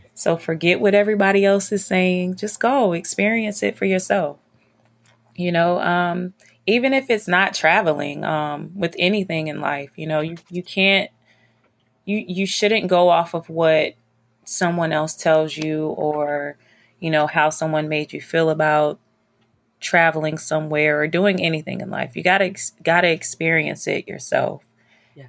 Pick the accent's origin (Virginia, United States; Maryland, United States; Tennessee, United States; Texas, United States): Virginia, United States; moved away; also born or lived in North Carolina / New York; I'm from Virginia